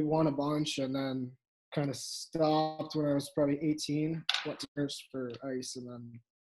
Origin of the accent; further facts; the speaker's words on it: Farmington Hills, Michigan, United States; I'm a defenseman from Farmington Hills, Michigan.